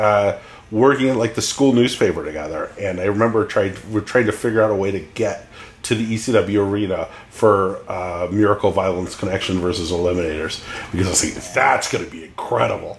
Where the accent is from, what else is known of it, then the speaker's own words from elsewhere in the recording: California, United States; I grew up in California